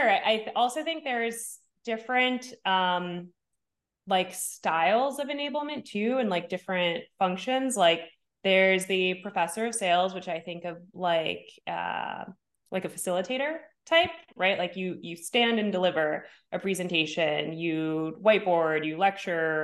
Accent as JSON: {"language": "English", "region": "New Jersey", "country": "United States", "also_born_or_lived": "Bay Area, California / New York", "moved": "yes", "lives_now": "Los Angeles, United States", "said": "I'm from New Jersey"}